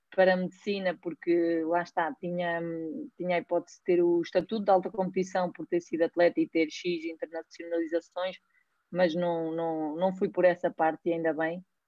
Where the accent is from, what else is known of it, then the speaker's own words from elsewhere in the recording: Pedrógão Grande, Leiria District, Portugal; sou natural de Pedrógão